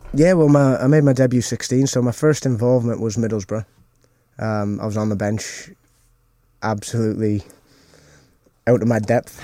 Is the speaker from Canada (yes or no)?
yes; Canada; moved away; growing up in Canada